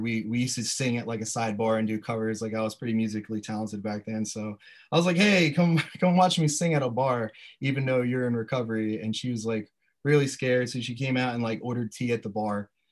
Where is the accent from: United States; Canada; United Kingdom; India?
United States; Sussex County, Delaware; I grew up in uh, Sussex County